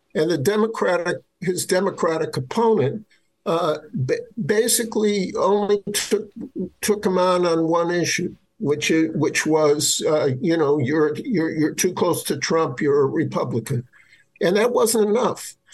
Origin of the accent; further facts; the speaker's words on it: Milwaukee, Wisconsin, United States; own home state of Wisconsin, it's been battered by deindustrialization. Milwaukee, my hometown